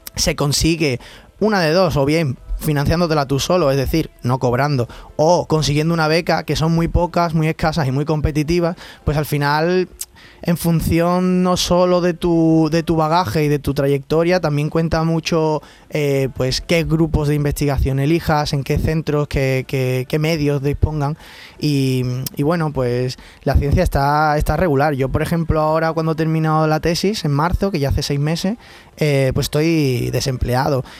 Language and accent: Spanish; Seville, Andalusia, Spain; moved away; yo me fui muy joven de Sevilla y, la verdad es que tengo, ahora cuando he vuelto a Sevilla